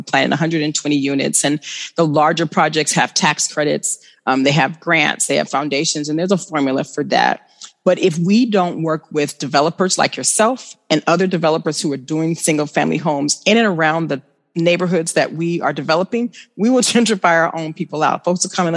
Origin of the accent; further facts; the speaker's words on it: Oakland, California, United States; Oakland, when I grew up on East Oakland, 84th, it was all Black businesses, right?